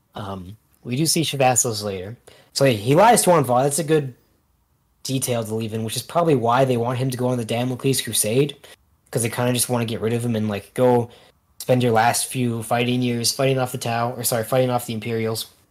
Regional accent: Canada; I'm Canadian

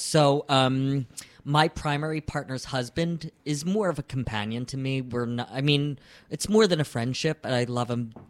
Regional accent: Philadelphia, Pennsylvania, United States; my hometown of Philadelphia.

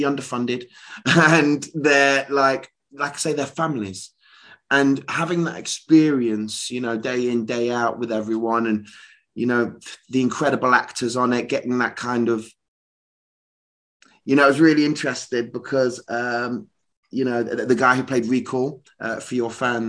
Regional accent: Leicester, East Midlands, United Kingdom; moved away as an adult; also born or lived in London; I'm from Leicester, Midlands boy originally

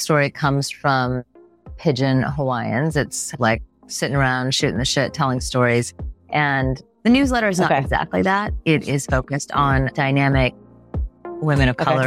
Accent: Bay Area, California, United States; moved away as an adult; now in New York, United States; growing up in the Bay Area

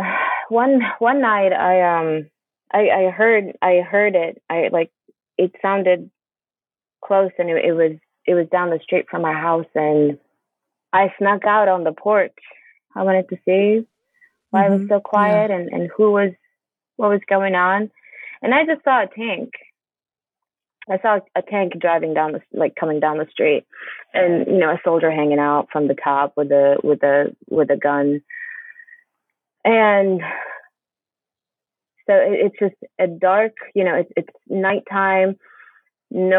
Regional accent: Bethlehem, West Bank, Palestine; now in St. Louis, United States; I grew up Christian in Bethlehem

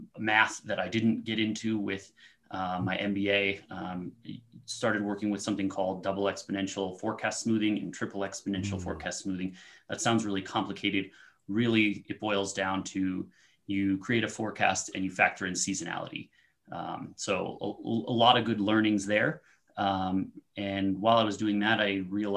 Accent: Aurora, Colorado, United States; also born or lived in Honolulu; I was actually born in Aurora. So I'm from the Denver metro area and lived here all my life, except for a brief stint in Honolulu.

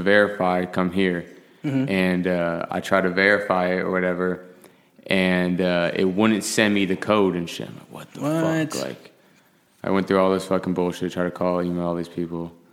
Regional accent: Austin, Texas, United States; also born or lived in Corona, California; I've been pretty much bred here, though, in Austin

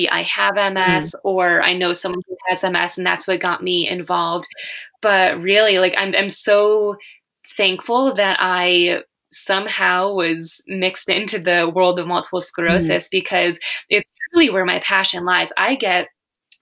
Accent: near Buffalo, New York, United States; I'm from near Buffalo, New York

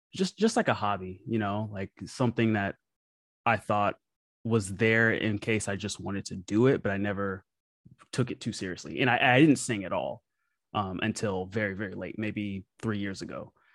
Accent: Memphis, Tennessee, United States; I grew up playing music in Memphis, Tennessee, my hometown

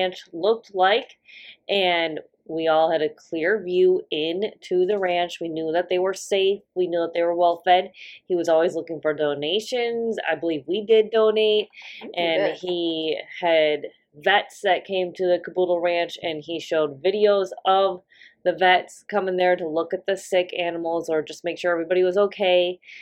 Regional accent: Minnesota, United States; we're from the North. We're from Minnesota

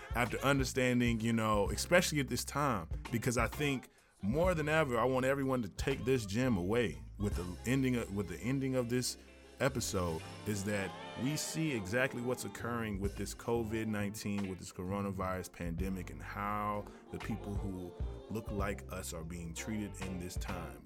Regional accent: Tennessee, United States; I am from Tennessee

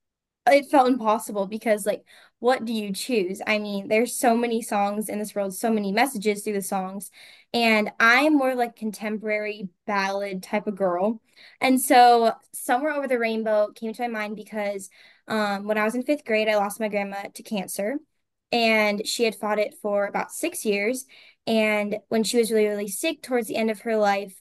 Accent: Fargo, North Dakota, United States; I am from Fargo, North Dakota

